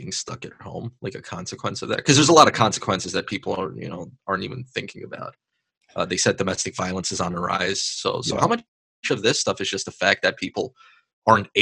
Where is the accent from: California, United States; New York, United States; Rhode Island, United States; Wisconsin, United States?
New York, United States; New York City; I was born and raised in Queens